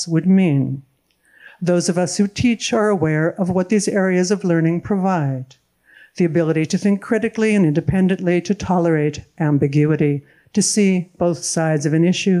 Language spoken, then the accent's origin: English; United States; I'm an American citizen